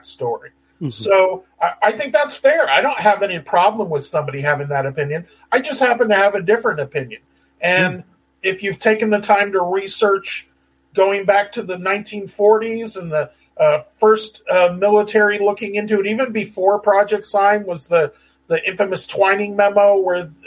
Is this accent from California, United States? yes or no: yes; San Diego, California, United States; I grew up in San Diego.